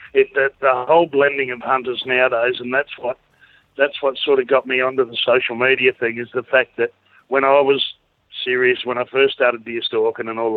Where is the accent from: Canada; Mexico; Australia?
Australia; Kangaroo Island, South Australia; our family were all born and bred on Kangaroo Island